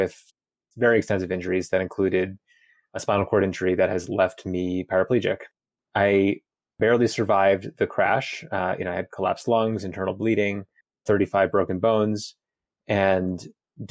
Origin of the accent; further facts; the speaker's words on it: New York City, New York, United States; moved away as an adult; now in Boulder, United States; I'm originally from Brooklyn, New York City, and I live in Boulder, Colorado now. I moved here in 2018.